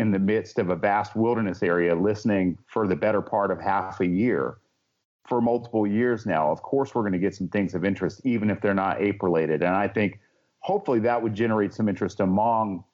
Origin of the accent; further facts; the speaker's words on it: Helen, Georgia, United States; my hometown of Helen, Georgia